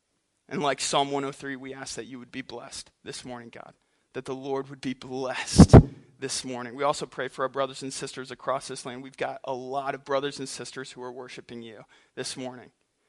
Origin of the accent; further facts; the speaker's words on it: Philippines; also born or lived in St. Louis, United States; I'm an MK, missionary kid. I grew up in the Philippines and in St. Louis, so I've traveled a lot.